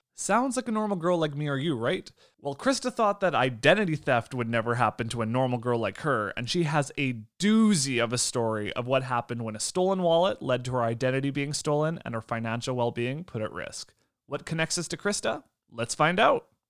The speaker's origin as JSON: {"language": "English", "town": "Lemberg", "region": "Saskatchewan", "country": "Canada", "tie": "born or raised there", "said": "That's actually about 20 minutes away from my hometown, What's oh, which right? is Lemberg"}